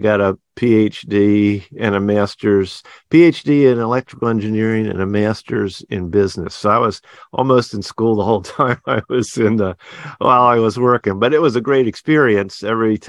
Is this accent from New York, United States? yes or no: no; outside of Philadelphia, Pennsylvania, United States; moved away as an adult; also born or lived in Baltimore / Berkeley, California / Santa Barbara, California; now in Plymouth, United States; I grew up outside of Philadelphia and went to a small Christian school for K through 12